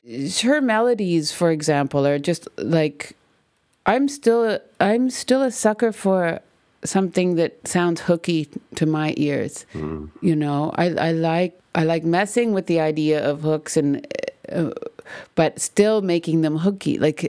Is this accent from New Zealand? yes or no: no; Canada; Because I'm Canadian and I'm a female?